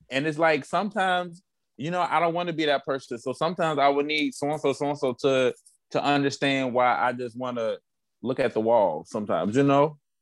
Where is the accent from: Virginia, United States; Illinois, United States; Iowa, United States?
Illinois, United States; Chicago; moved away as an adult; also born or lived in Missouri / Atlanta; now in Cincinnati, United States; I'm also from Chicago